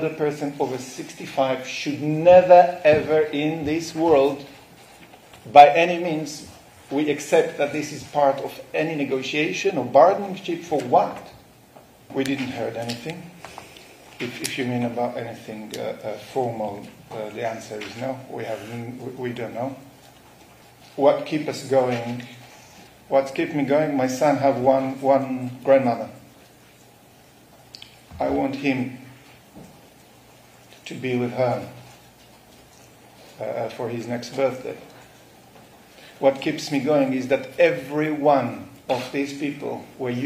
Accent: Nir Oz, Southern District, Israel; now in London, United Kingdom; kibbutz Nir Oz, where I was born, grew up, woke up to a massacre

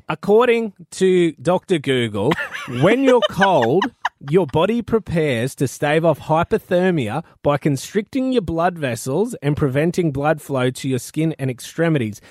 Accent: North Queensland, Australia; I am a North Queenslander.

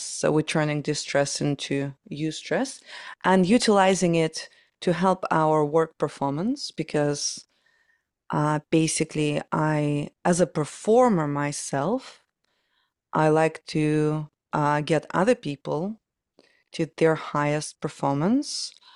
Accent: Ukraine; moved away as an adult; now in London, United Kingdom; I was born in Soviet Union, so Ukraine kind of was a part of Soviet Union back then.

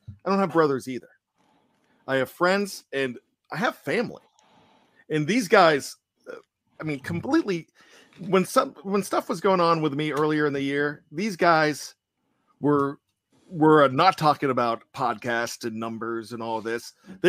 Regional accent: Johnstown, Pennsylvania, United States; the fact that I was from Johnstown

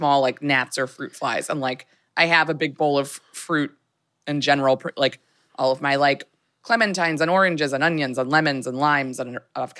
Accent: Maryland, United States; now in Los Angeles, United States; I'm from Maryland.

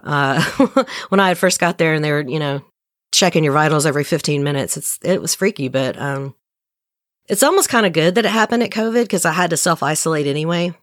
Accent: right outside of Nashville, Middle Tennessee, United States; I'm from Tennessee and I'm in Tennessee

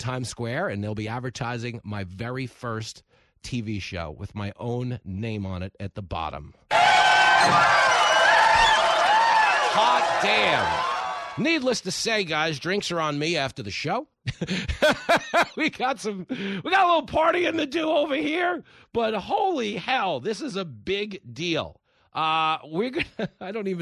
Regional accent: Levittown, New York, United States; all the ride or die people I grew up with in Levittown

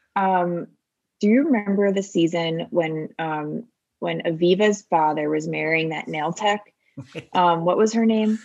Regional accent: Bucks County, outside Philadelphia, Pennsylvania, United States; moved away; I grew up in Bucks County, which is outside of Philadelphia

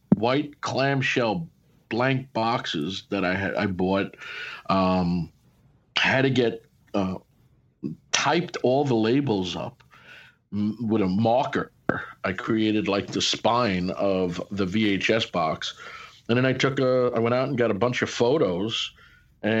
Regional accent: Glendale, New York, United States; I came from Glendale, New York

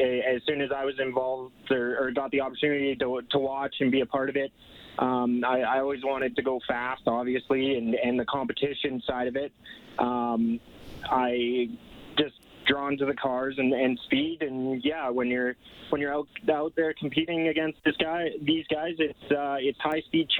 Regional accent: Grand Prairie, Alberta, Canada; Grand Prairie, Alberta.

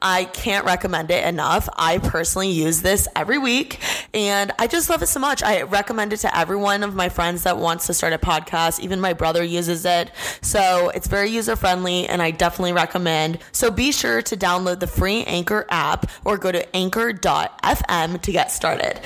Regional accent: Bloomington, Indiana, United States; moved away as an adult; I'm from Bloomington, Indiana. I moved out here to go to fashion school

